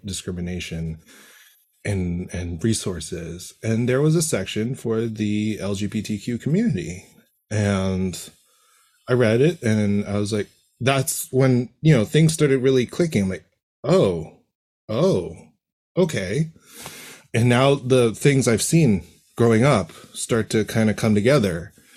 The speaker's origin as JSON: {"language": "English", "town": "Toronto", "region": "Ontario", "country": "Canada", "tie": "born or raised there", "said": "born and raised in Toronto"}